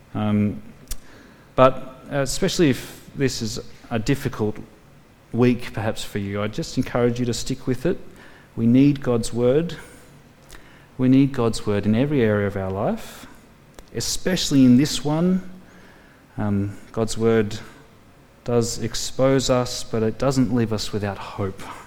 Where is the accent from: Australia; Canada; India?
Australia; Tamworth, New South Wales; I grew up in Tamworth, the country music capital of the world